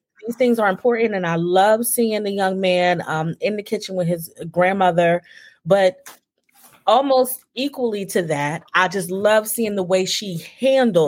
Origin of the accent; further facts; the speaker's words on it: New Jersey, United States; now in Texas, United States; I'm from New Jersey.